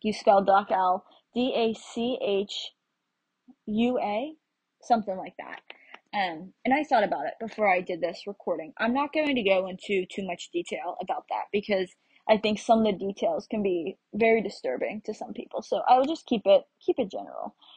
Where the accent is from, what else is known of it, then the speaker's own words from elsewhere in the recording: United States; I am from the United States